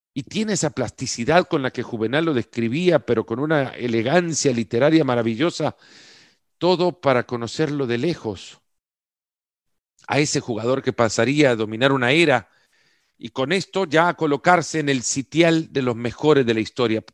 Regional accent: El Salvador; yo soy del Salvador

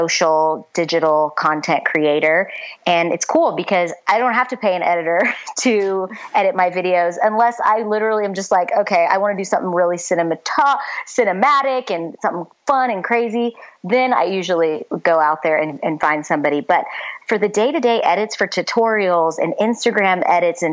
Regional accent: Texas, United States; moved away as an adult; also born or lived in Nashville, Tennessee; now in Los Angeles, United States; when I moved from Texas

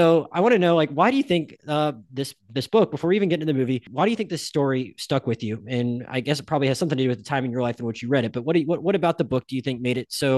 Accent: Pensacola, Florida, United States; I grew up in Pensacola, Florida, and I literally went to school and at some point in high school, we were literally given abstinence cards.

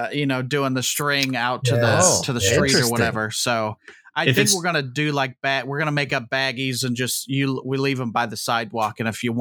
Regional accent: Indianapolis, Indiana, United States; accent: Hoosier Twang; I'm from Indianapolis. Never left, and I'm going to die here, fellas.

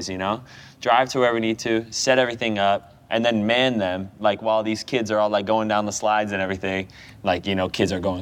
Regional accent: United States; moved away as an adult; now in England; I'm American

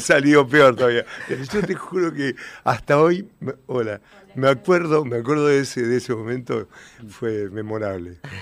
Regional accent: Coronel Suárez, Buenos Aires Province, Argentina; moved away as an adult; Coronel Suárez, provincia de Buenos Aires, al sur de la provincia

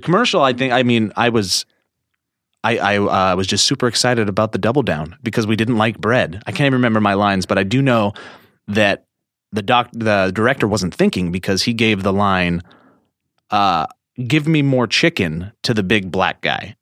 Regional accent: Columbia Falls, Montana, United States; also born or lived in Whitefish, Montana; I was born in Whitefish, Montana. but I grew up in Columbia Falls, Montana

